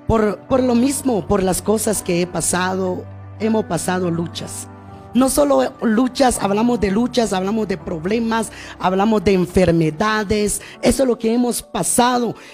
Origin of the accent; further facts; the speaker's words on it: Guatemala; partes de nuestra bella Guatemala